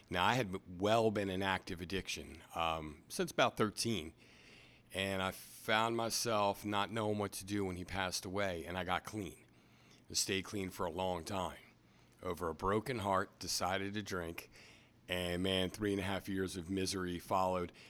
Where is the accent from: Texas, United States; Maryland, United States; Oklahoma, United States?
Maryland, United States; Anne Arundel County; also born or lived in New York, New Jersey area; now in Easton, United States; We came down to the Baltimore area when I was younger. Did my schooling in Anne Arundel County